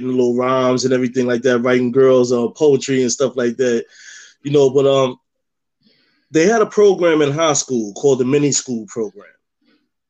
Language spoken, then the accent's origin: English; New York City, New York, United States; moved away as an adult; also born or lived in Cape May, New Jersey; now in North Cape May, United States; originally I'm from Harlem, New York.